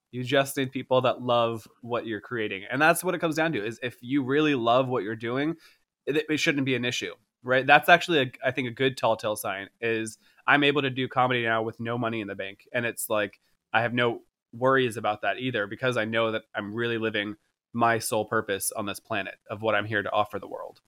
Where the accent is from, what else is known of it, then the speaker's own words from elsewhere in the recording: Boca Raton, Florida, United States; I was born, I was born in Florida. I was like, I'm, like, I don't know, I was born in Boca Raton